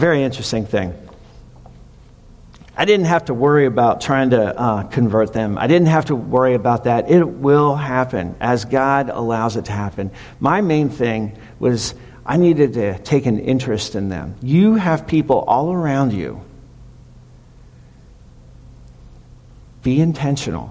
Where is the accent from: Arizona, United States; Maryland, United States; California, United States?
Maryland, United States; moved away; I'm from Maryland